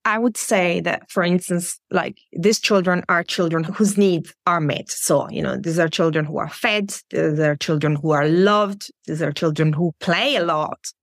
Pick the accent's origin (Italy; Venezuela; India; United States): Italy; moved away as an adult; now in Germany; in Germany where I live now or in Italy, my home country.